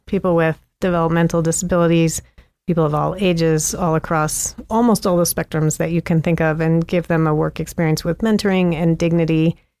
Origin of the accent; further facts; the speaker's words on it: St. Louis, Missouri, United States; moved away as an adult; also born or lived in Princeton, New Jersey; now in Missoula, United States; I grew up mostly in Saint Louis